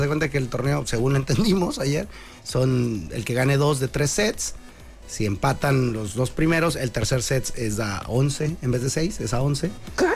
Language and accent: Spanish; Mexicali, Baja California, Mexico; mi ranchito querido, mi pueblito bicicletero hermoso